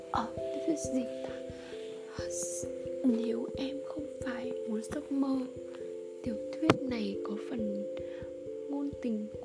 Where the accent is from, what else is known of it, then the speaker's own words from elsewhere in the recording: Central Vietnam, Vietnam; một thời gian dài ở nhà luôn là nói giọng quê nên mà khi mình đi làm lại thì việc mà nói lại giọng phổ thông chuyển sang giọng bắc như thế này thì nó rất khó ai nghe vào cũng biết mình là người miền trung cả